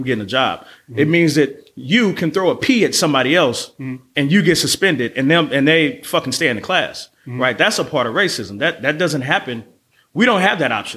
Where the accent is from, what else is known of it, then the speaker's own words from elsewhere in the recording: Oakland, California, United States; I'm born and raised in East Oakland